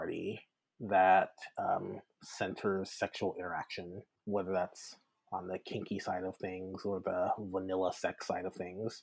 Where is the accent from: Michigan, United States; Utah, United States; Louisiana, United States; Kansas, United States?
Louisiana, United States; South; moved away as an adult; also born or lived in Baton Rouge; now in Bay Area, United States; I'm originally from South Louisiana and went to Louisiana State University